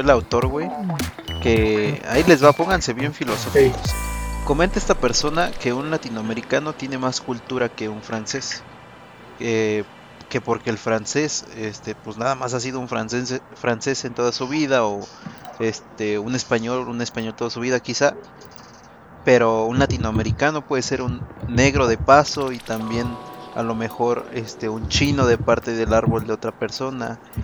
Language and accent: Spanish; Mexico; los mexicanos